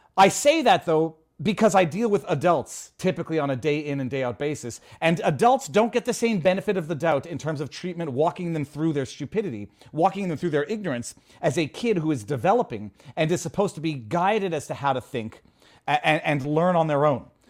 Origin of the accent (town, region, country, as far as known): Canada; moved away